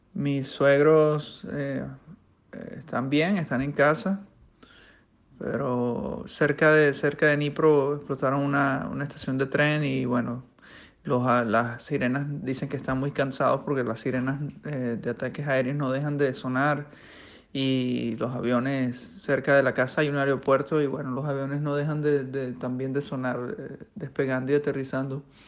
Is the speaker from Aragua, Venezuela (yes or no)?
yes; Maracay, Aragua, Venezuela; moved away as an adult; also born or lived in China / Ukraine; now in Spain; soy venezolano, nacido en Maracay, Estado de Aragua